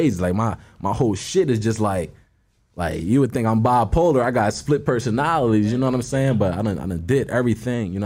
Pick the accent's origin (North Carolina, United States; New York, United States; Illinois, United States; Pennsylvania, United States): Pennsylvania, United States; Philadelphia; moved away as an adult; now in Los Angeles, United States; I'm from North Philly. You know what I mean? I'm from a tough area in there.